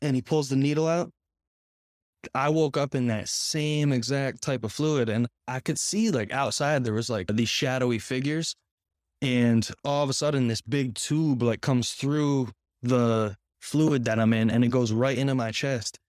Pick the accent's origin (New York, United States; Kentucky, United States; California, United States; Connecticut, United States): Connecticut, United States; moved away as an adult; now in Florida, United States; I am from Connecticut, the same area as you.